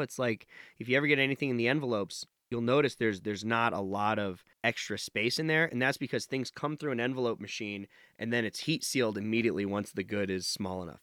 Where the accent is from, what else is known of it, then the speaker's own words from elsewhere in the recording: Nevada, United States; I grew up in Nevada